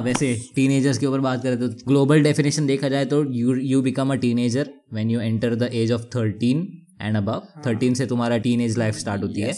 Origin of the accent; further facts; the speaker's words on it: Sawantwadi, Maharashtra, India; moved away; अभी मैं रिसेंटली सावंतवाड़ी आ गया हूँ मेरे नेटिव प्लेस पे गाँव